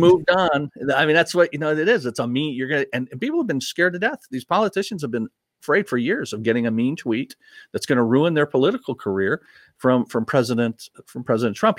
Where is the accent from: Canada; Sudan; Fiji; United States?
United States; as an American